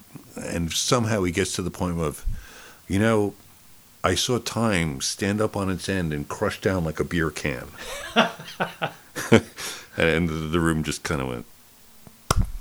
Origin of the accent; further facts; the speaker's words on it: East Coast, United States; moved away; also born or lived in Hollywood; I grew up on the East Coast